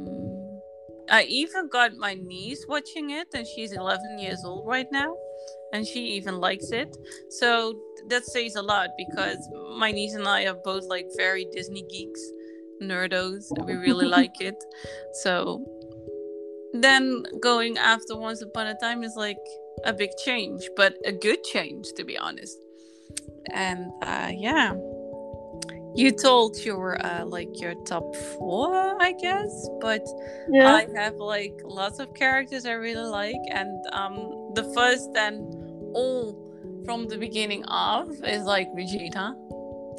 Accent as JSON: {"language": "English", "country": "Netherlands", "tie": "born or raised there", "said": "I'm from the Netherlands. I lived there my whole life"}